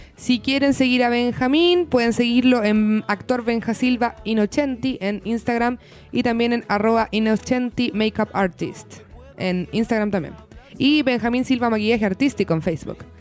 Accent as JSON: {"language": "Spanish", "country": "Chile", "tie": "born or raised there", "said": "Chilito, que es el lugar donde nos tocó nacer y vivir"}